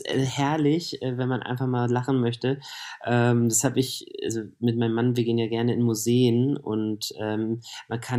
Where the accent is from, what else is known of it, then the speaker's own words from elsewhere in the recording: Hanover, Lower Saxony, Germany; moved away as an adult; now in Berlin, Germany; Ich komme aus Hannover, genau. Ich habe in Hannover gewohnt